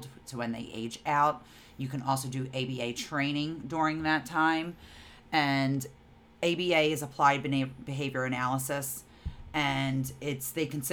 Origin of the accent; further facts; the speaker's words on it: New Jersey, United States; We're from New Jersey